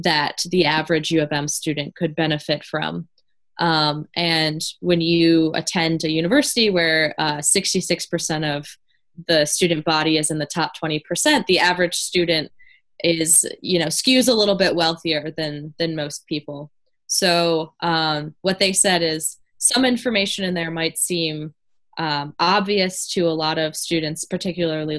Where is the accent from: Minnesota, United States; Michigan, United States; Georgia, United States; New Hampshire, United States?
Michigan, United States; Warren; Warren, my hometown